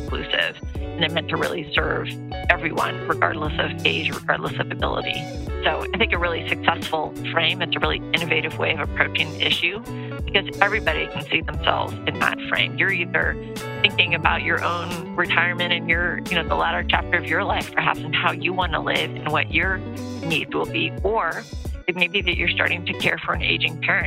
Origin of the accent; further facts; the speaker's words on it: California, United States; moved away as an adult; now in East Coast, United States; I am actually a fifth generation Californian